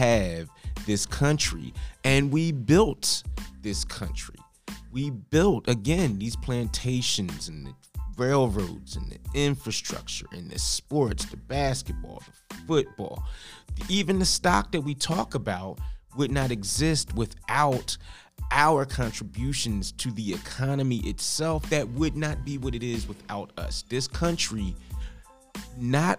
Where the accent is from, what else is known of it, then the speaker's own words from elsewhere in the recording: Philadelphia, Pennsylvania, United States; Philadelphia County, Pennsylvania, which is my hometown